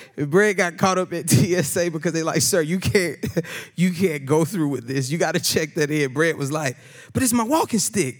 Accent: Atlanta, Georgia, United States; moved away; I'm from Atlanta

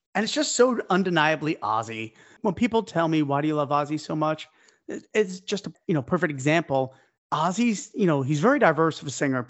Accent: New York, United States; I'm a New Yorker

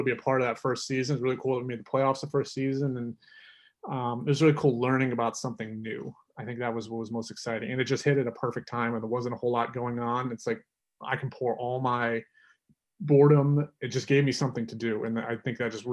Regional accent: North Carolina, United States; growing up in North Carolina

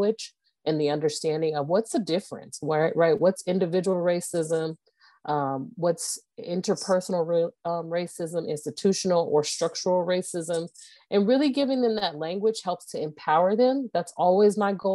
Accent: Moreno Valley, California, United States; moved away as an adult; also born or lived in Los Angeles, California; now in Phoenix, United States; I am originally born and raised in Los Angeles, California, raised in Moreno Valley, California

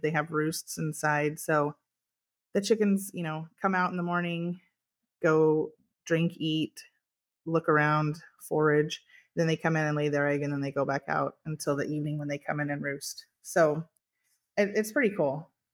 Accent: California, United States; I was born and raised here on our farm, we had dairy, beef, and almonds

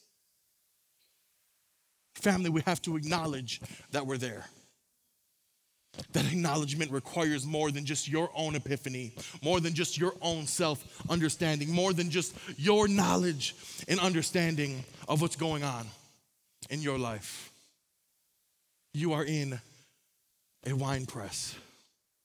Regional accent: Saginaw, Michigan, United States; I'm from Saginaw, Michigan. It's where I was born. It's where I'm from. It's where I grew up.

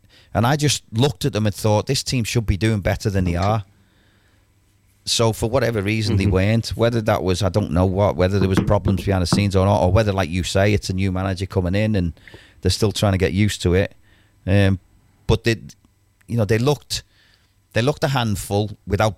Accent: Liverpool, North West England, United Kingdom; accent: Scouse; I'm a Scouser

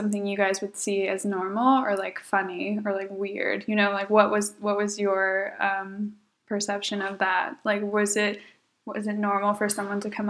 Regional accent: Southern California, United States; now in Fürth, Germany; I'm from Southern California

